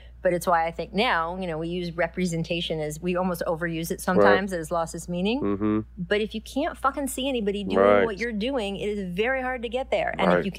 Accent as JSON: {"language": "English", "town": "Washington", "region": "District of Columbia", "country": "United States", "tie": "born or raised there", "said": "For me, so I grew up in the Washington, D.C. area, the Washington Post, great newspaper."}